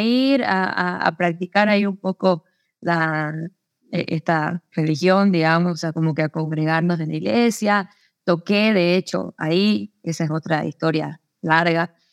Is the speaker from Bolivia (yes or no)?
yes; Santa Cruz de la Sierra, Santa Cruz, Bolivia; also born or lived in Córdoba, Argentina; yo nací en Santa Cruz